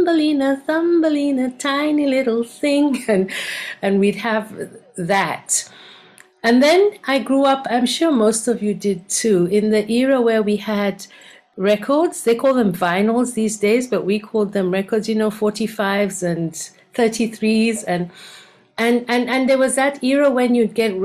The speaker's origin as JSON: {"language": "English", "town": "Kampala", "region": "Central Region", "country": "Uganda", "tie": "born or raised there", "moved": "yes", "lives_now": "Cape Town, South Africa", "said": "So my original home is Uganda. I was born in Kampala in Uganda"}